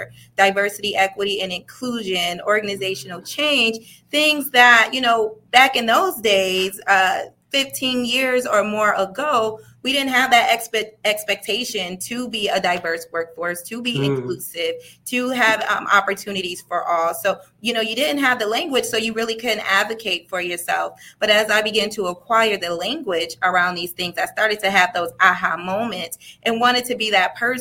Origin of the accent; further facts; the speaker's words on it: Rochester, New York, United States; I was raised in the city of Rochester, New York